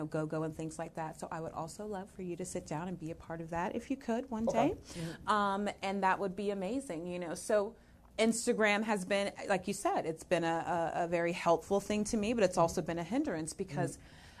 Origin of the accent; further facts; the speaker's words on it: Jacksonville, Florida, United States; also born or lived in California; So we came from California and went to Quantico on the base and everything. My parents were never married because my mother knew better. And so my father was a pilot. So we kind of just stayed here. I did grow up and go to high school in Florida, in Jacksonville